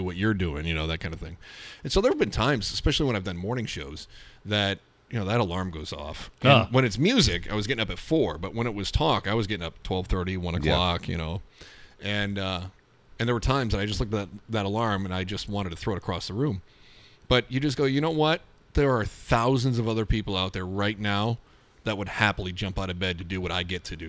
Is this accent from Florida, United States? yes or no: no; Scottville, Michigan, United States; West Shore Community College in my hometown of Scottville